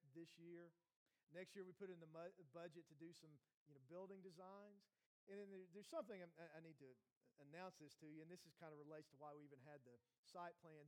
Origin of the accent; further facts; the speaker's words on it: Morristown, Tennessee, United States; also born or lived in North Carolina / Maryland; I'm from Morristown. I grew up in Hamlin County, which is actually where we live on the west end of Hamlin County.